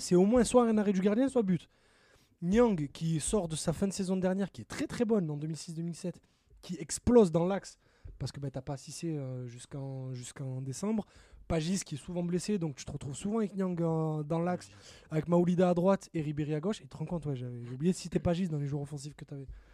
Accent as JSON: {"language": "French", "town": "Marseille", "region": "Provence-Alpes-Côte d'Azur", "country": "France", "tie": "born or raised there", "said": "qui a grandi dans les quartiers nord de Marseille"}